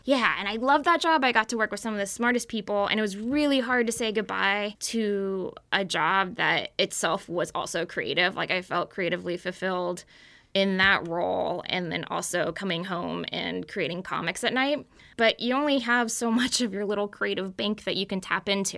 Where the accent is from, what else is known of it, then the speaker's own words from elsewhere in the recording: Texas, United States; now in Maryland, United States; I grew up in Texas